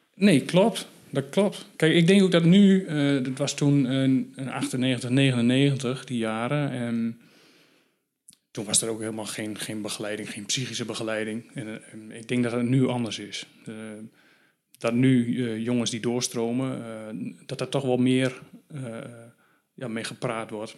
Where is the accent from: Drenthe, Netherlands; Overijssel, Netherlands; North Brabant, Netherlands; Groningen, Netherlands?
Drenthe, Netherlands; Valthermond; in het dorp waar ik vandaan kom. Uh, Valtemond, 2000 inwoners. vlakbij Emmen, ook in Drenthe